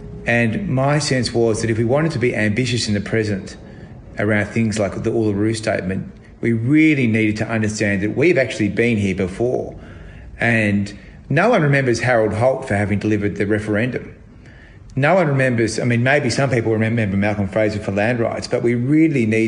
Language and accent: English; Shepparton, Victoria, Australia; now in Sydney, Australia; I grew up in Shepparton and I then moved to Sydney after